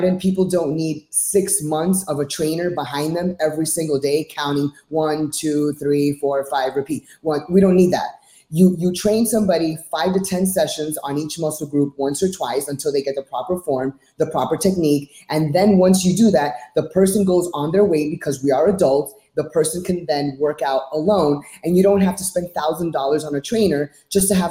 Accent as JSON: {"language": "English", "town": "Miami", "region": "Florida", "country": "United States", "tie": "born or raised there", "also_born_or_lived": "New York / California / Orlando", "said": "I was born and raised in Miami"}